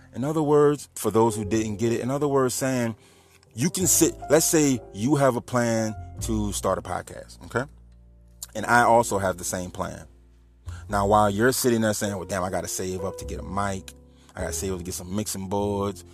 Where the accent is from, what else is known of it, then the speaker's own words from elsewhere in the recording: New Orleans, Louisiana, United States; moved away as an adult; now in Homer, United States; I'm from New Orleans